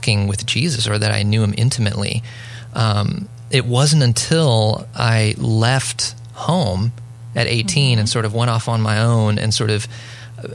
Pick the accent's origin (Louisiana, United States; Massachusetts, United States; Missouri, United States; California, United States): California, United States; Southern; moved away; also born or lived in Tennessee; I grew up in Southern California. We actually moved to rural Tennessee in the early 2000s